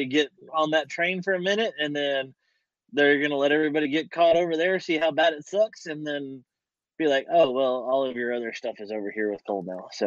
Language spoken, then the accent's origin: English; Texas, United States; my part of Texas